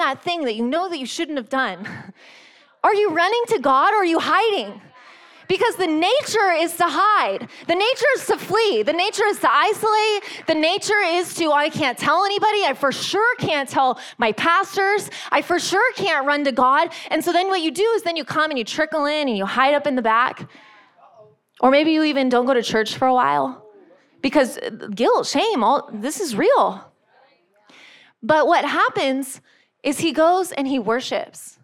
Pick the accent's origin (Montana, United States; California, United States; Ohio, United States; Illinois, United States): California, United States; San Diego; moved away; I'm from San Diego